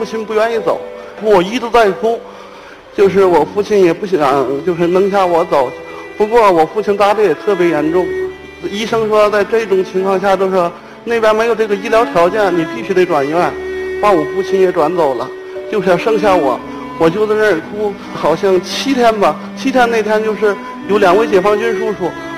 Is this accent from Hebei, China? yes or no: yes; Tangshan, Hebei, China; 我来自河北省唐山市，